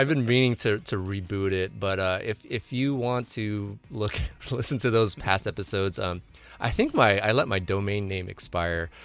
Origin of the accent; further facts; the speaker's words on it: San Diego County, California, United States; my hometown, uh, breweries